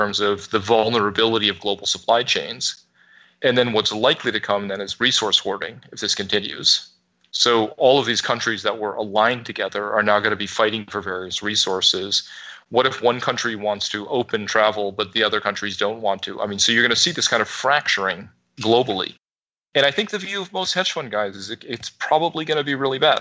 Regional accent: New York, United States; because I'm a New Yorker and I've lived through 9/11.

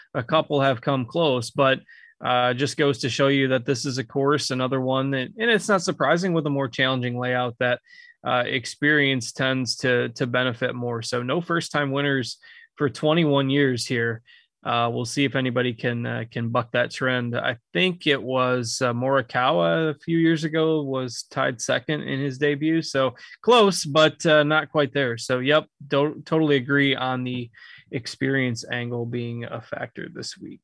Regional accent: United States; my hometown event, the John Deere Classic

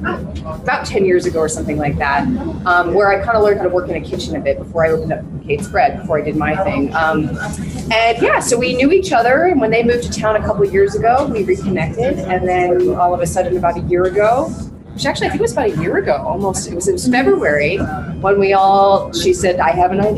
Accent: Ojai, California, United States; Yes, about 32 years I've been living here.

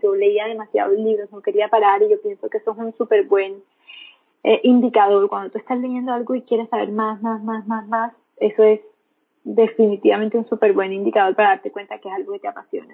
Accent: Montería, Córdoba, Colombia; moved away as an adult; now in Medellín, Colombia; yo ahí en ese entonces estaba en Montería, que es donde la, de, de donde soy, donde vivo, donde vivía, perdón, en ese tiempo

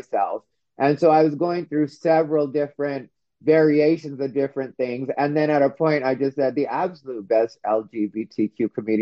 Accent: Arizona, United States; I'm from Arizona and we have a high Native population

